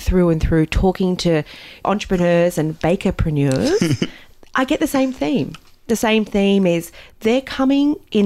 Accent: Newcastle, New South Wales, Australia; Growing up in Newcastle

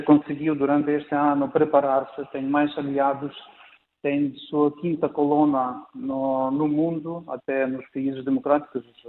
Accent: Ukraine; Portuguese is a second language; foi atacado a minha cidade de Vilnius de onde eu sou

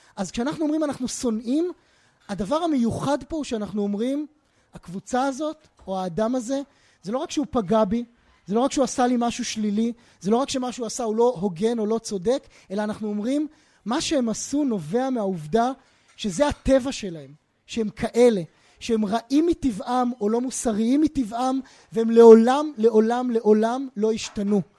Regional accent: Israel; בתוך הזירה הישראלית, בתוך הקשר של חברה שגם אני מגיע ממנה

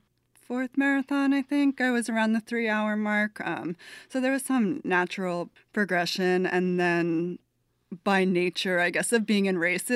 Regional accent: New Jersey, United States; moved away as an adult; also born or lived in Brooklyn, New York; now in New Orleans, United States; I was born and raised in New Jersey

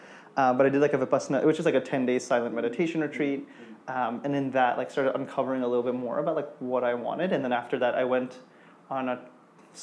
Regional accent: India; now in New York, United States; my roots of like growing up in India

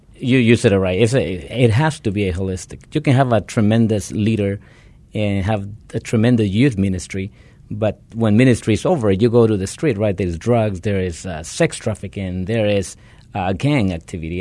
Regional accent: Guatemala; moved away; originally I am from Guatemala

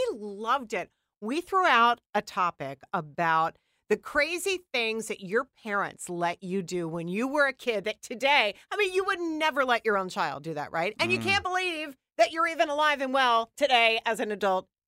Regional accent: Westchester, New York, United States; I grew up in Westchester.

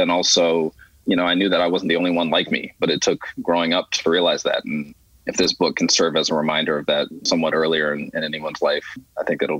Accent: Philadelphia, Pennsylvania, United States; I grew up in Philly in predominantly white neighborhoods

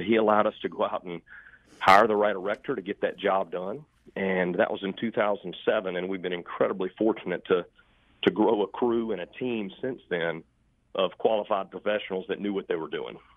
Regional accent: Charlotte, North Carolina, United States; I grew up in Steel Creek

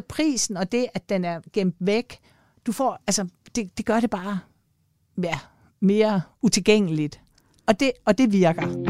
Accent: Denmark; jeg kommer jo selv fra Jylland

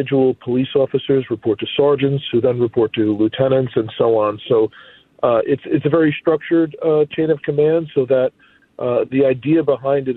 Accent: Newark, New Jersey, United States; moved away as an adult; now in Minneapolis, United States; I'm from Newark

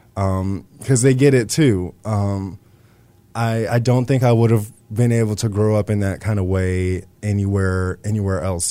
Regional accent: Lockhart, Texas, United States; also born or lived in Austin, Texas; growing up in Texas

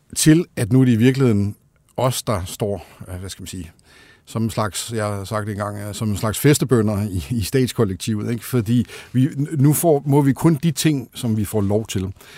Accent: Denmark

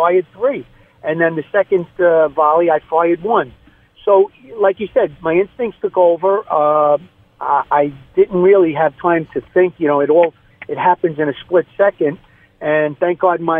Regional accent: New York City, New York, United States; I grew up in Brooklyn, New York, just outside of Coney Island

